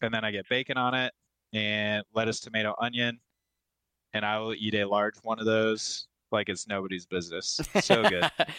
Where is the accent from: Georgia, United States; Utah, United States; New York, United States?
New York, United States; Buffalo; moved away; This is from my hometown, straight out of Buffalo, New York.